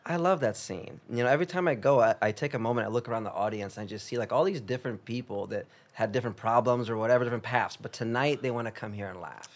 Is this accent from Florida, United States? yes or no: no; Chicago, Illinois, United States; English is a second language; moved away as an adult; now in Los Angeles, United States; I grew up in Chicago